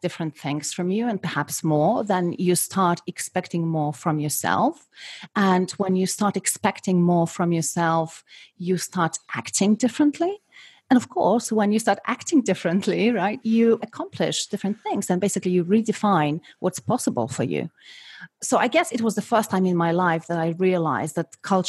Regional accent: Poland; moved away; I was born and I was brought up in Poland in the 70s and in the 80s

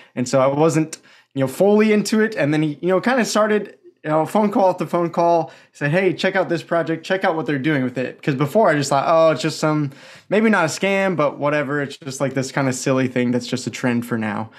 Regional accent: the Northwest, near Portland, Pacific Northwest, United States; Born and raised in the Northwest

